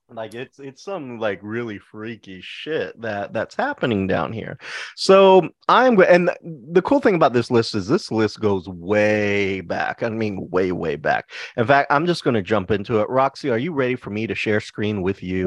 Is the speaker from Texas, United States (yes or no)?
yes; Texas, United States; I am from Texas